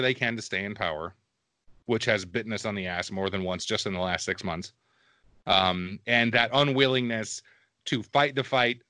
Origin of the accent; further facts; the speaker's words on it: small town Texas, United States; also born or lived in Michigan; we moved to Texas when I was about five